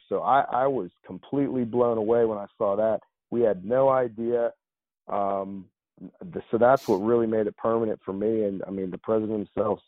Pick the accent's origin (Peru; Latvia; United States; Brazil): United States; Beaver Falls, Pennsylvania; I'm from Beaver Falls